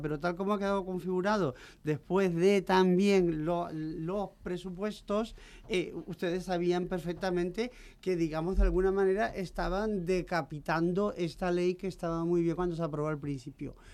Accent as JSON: {"language": "Spanish", "region": "Canary Islands", "country": "Spain", "moved": "yes", "lives_now": "Madrid, Spain", "said": "como soy canaria, tengo estas cosas guanches y tal"}